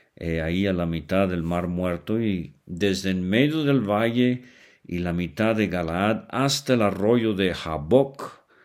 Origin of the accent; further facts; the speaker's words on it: Venezuela; now in Mexico; vivo en México, pero nací en Venezuela, Suramérica